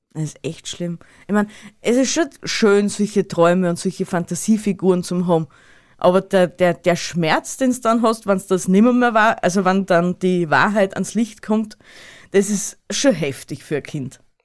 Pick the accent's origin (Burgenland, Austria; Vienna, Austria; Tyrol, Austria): Tyrol, Austria; bei uns in Tirol